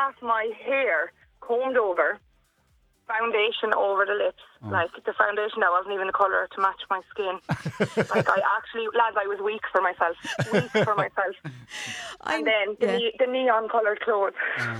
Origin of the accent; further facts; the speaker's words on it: Kilkenny, Leinster, Ireland; I'm from Kilkenny